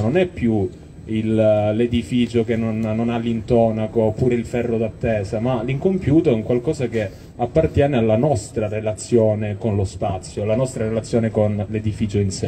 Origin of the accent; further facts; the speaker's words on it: Calabria, Italy; in quanto calabresi, in quanto, eh, persone che vivono nel sud Italia.